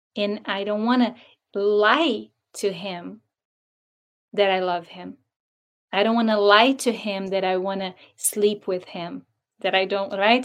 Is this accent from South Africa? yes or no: no; Brazil; moved away as an adult; now in United States; I'm from Brazil, so I was born and raised there.